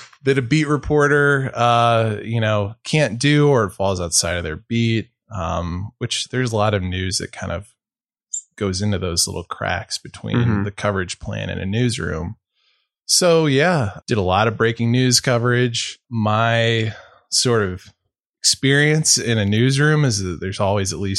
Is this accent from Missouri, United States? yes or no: yes; St. Louis, Missouri, United States; also born or lived in Billings, Montana; now in Montana, United States; I'm originally from St. Louis